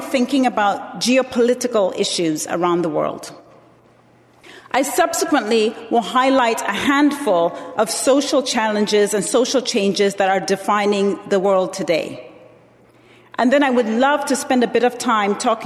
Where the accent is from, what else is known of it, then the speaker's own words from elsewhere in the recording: Zambia; moved away; I was born in Zambia, and I was raised as a Presbyterian